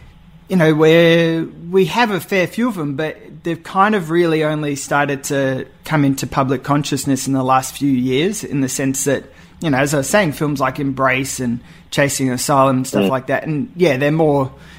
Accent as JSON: {"language": "English", "country": "Australia"}